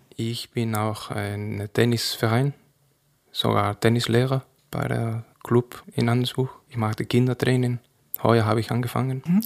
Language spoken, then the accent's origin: German; Cazorla, Andalusia, Spain; first language Spanish; German is a second language; moved away as an adult; also born or lived in Granada; now in Andelsbuch, Austria; wo ich geboren bin in Cazorla, im Winter ist es sehr kalt